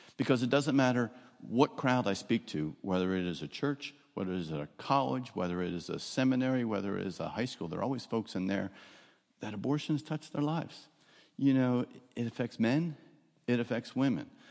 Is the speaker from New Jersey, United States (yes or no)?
yes; New Jersey, United States; moved away as an adult; now in Florida, United States; I grew up, I don't know if you'll hear the accent, I grew up in New Jersey. but it was South Jersey